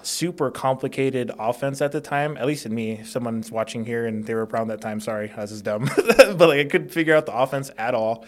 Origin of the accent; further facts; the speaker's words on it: Las Vegas, Nevada, United States; also born or lived in Hawaii; I was born in Hawaii. Um, from there, just 'cause of cost of living, my family moved to Las Vegas